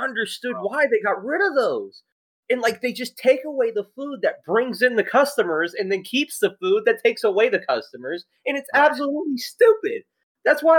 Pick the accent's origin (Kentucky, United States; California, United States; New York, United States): Kentucky, United States; we're all from the state of Kentucky